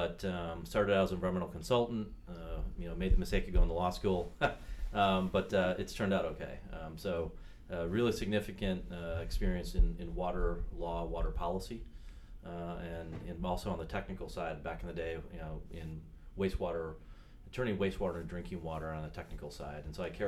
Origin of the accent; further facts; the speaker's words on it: Wisconsin, United States; I'm from Wisconsin, and in fact, I still live in Wisconsin. I commute back and forth to Washington, D.C. My family lives in a small old farming community just north of Madison, where we have a boat on Lake Mendota, a couple miles from the house.